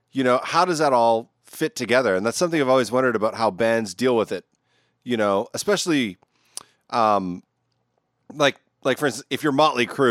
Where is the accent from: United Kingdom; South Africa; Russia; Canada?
Canada; moved away as an adult; also born or lived in Vancouver, British Columbia; now in Virginia, United States; I grew up in Canada. I now live in Virginia.